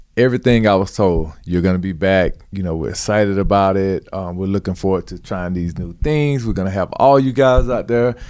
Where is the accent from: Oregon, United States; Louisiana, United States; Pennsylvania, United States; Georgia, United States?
Georgia, United States; I grew up in Georgia